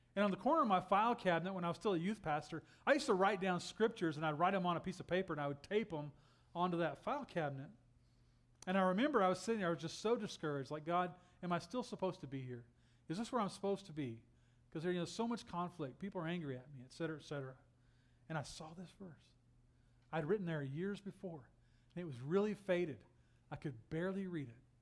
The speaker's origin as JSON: {"language": "English", "region": "Texas", "country": "United States", "moved": "yes", "said": "I'm from Texas"}